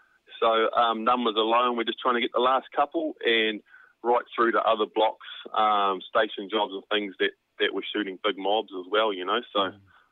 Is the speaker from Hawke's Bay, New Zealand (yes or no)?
no; Waikato, New Zealand; I grew up in the Waikato on a farm there, backed onto the Kaimais there